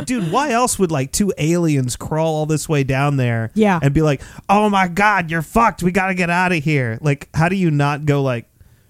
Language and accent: English; the South, United States; I grew up in the South